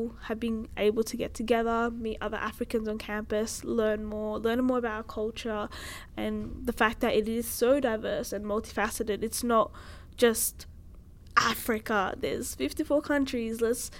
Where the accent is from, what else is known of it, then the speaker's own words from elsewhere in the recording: Australia; I don't feel as if I am Australian. Like, yeah, my passport is Australian. I grew up here. The family that I do know is here in Australia.